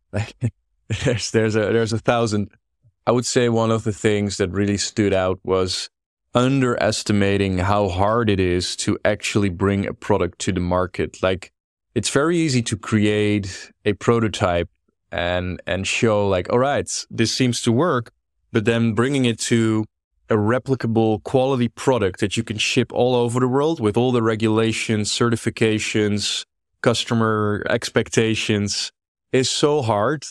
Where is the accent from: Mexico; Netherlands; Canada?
Netherlands; I grew up here in the Netherlands. I'm as Dutch as they come.